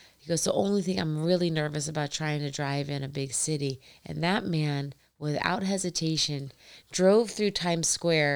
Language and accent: English; Indiana, United States; also born or lived in Columbus, Ohio; I'm from Indiana.